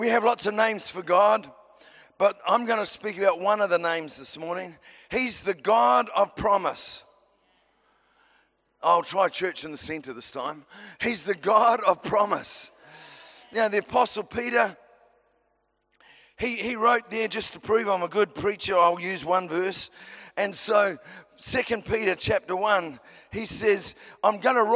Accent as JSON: {"language": "English", "country": "New Zealand"}